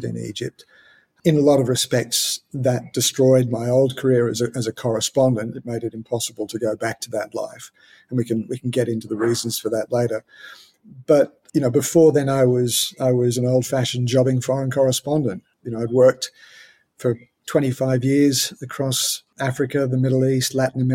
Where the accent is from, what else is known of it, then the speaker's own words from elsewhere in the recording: Australia; as an Australian